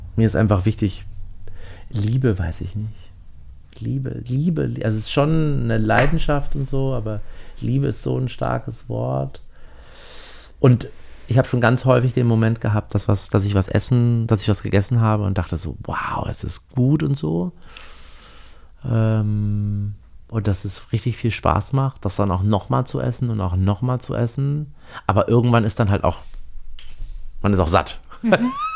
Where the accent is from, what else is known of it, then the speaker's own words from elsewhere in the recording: GDR, East Germany, Germany; ich bin ja in der DDR geboren